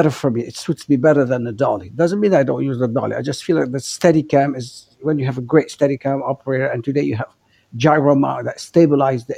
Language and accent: English; Beirut, Beirut Governorate, Lebanon; since I grew up in Beirut, where we lived under oppressive regimes and oppressive movement, since my childhood